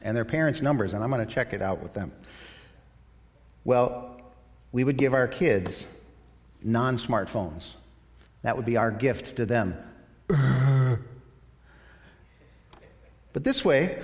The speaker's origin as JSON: {"language": "English", "country": "United States", "said": "I'm an American"}